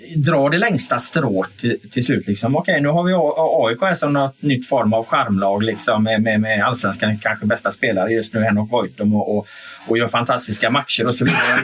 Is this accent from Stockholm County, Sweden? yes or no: no; Gothenburg, Västra Götaland, Sweden; jag är från Göteborg